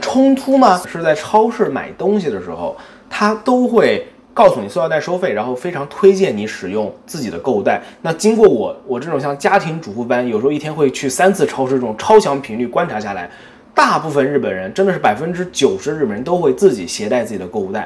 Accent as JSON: {"language": "Chinese", "country": "China", "also_born_or_lived": "United States", "moved": "yes", "lives_now": "Japan", "said": "我们是中国人，然后在美国生活了很多年，现在搬到日本"}